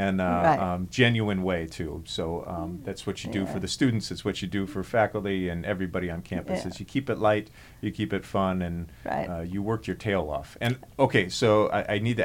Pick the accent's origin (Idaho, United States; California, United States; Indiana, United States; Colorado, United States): California, United States; Vista; I grew up in Vista in San Diego